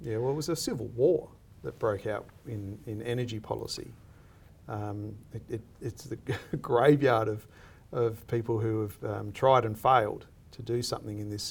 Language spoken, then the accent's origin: English; Australia; I see myself as an Australian